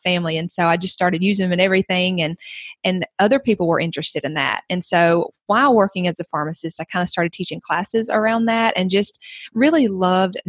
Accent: the South, United States; accent: Southern; now in Georgia, United States; I'm from the South. You might can tell that from my accent.

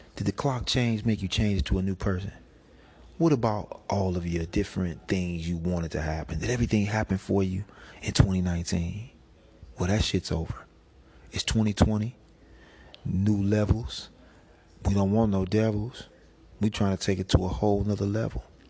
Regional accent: St. Louis, Missouri, United States; I come from St. Louis

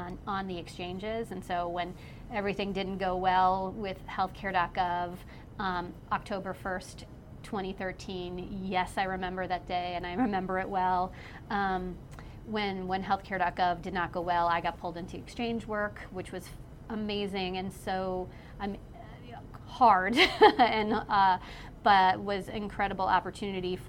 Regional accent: New York, United States; now in North Carolina, United States; I'm not from here. I'm from New York originally

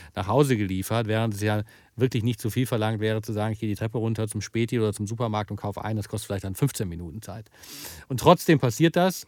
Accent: Wuppertal, North Rhine-Westphalia, Germany; meine Heimatstadt zum Beispiel, Wuppertal

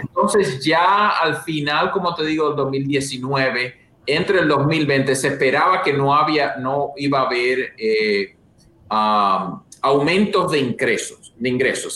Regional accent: La Vega, Dominican Republic; moved away as an adult; also born or lived in Santo Domingo, Dominican Republic / New Haven, Connecticut / Boston; now in United States; yo soy de realmente de República Dominicana, de La Vega

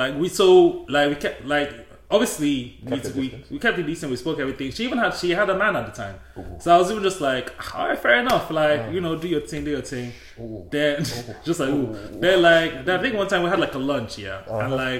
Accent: Delta, Nigeria; moved away

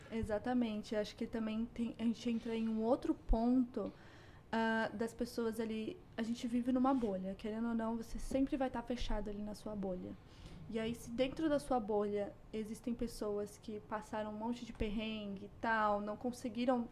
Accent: São Paulo, Brazil; moved away as an adult; now in Canada; eu cresci numa favela em São Paulo.

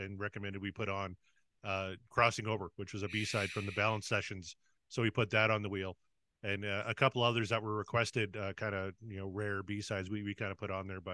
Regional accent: Canada; I'm Canadian

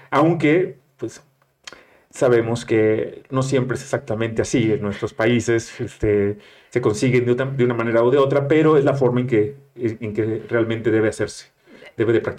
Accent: Monterrey, Nuevo León, Mexico; moved away; aunque yo no, yo no cuento como regio, soy

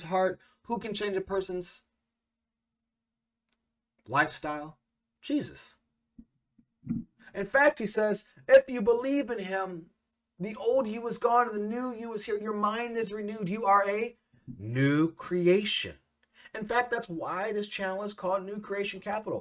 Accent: Central Illinois, United States; I'm a mixed kid growing up in Central Illinois.

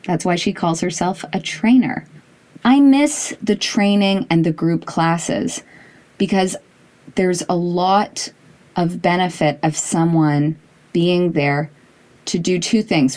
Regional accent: Toronto, Ontario, Canada; I grew up in Toronto

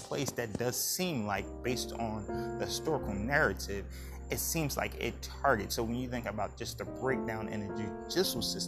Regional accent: United States; as a people, as American people

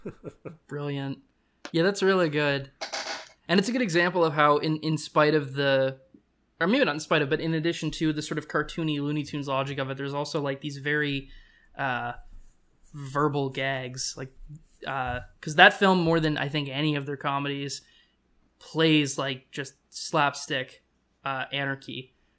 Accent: Canada; as a Canadian

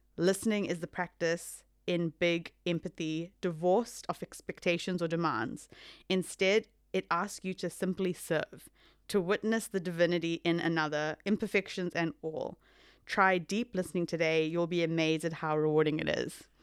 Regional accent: South Africa; I am South African Indian

